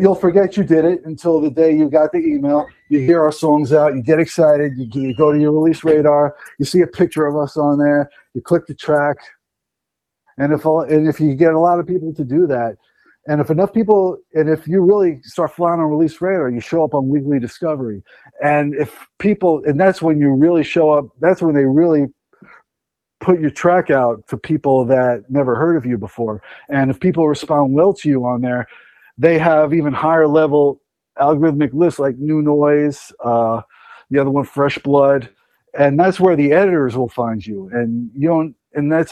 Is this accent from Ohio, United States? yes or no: no; New York, United States; we're from New York.